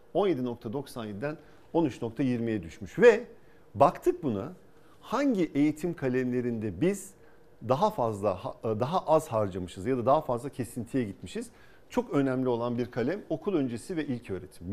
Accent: İzmir, Turkey; moved away as an adult; also born or lived in Ankara / Boston; Bornova Anadolu Lisesi, İzmir Fen Lisesi, ODTÜ'yü kazandım

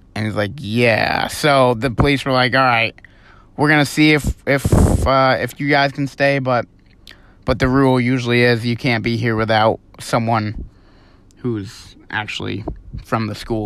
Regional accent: Vermont, United States; moved away as an adult; we're from Vermont.

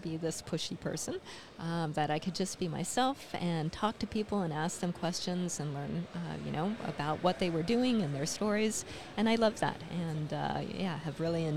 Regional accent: Silver City, New Mexico, United States; I grew up in the woods, basically, near Silver City, New Mexico

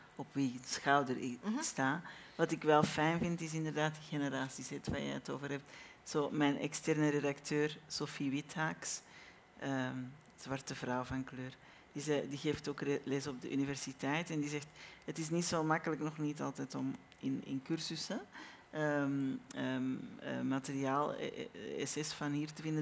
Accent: Belgium; ons vaderland in België

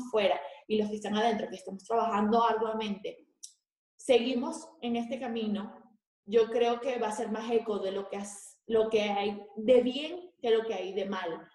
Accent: Venezuela; moved away; nosotros que somos venezolanos

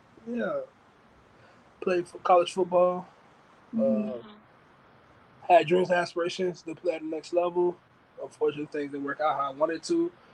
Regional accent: St. Petersburg, Florida, United States; moved away as an adult; also born or lived in Nevada / Coffeyville, Kansas; I'm born and raised in St. Petersburg, Florida

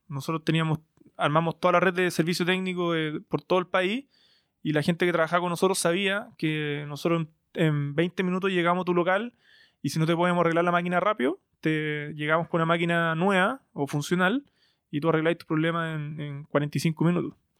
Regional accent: Santiago, Santiago Metropolitan Region, Chile; Soy un, soy un emprendedor chileno de, Santiago

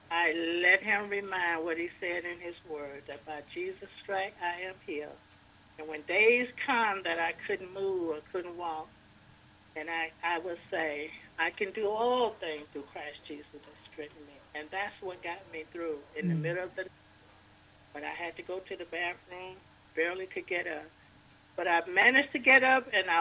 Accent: DeKalb, Mississippi, United States; now in Covington, United States; I'm originally from DeKalb, Mississippi, and I live in Covington, Georgia

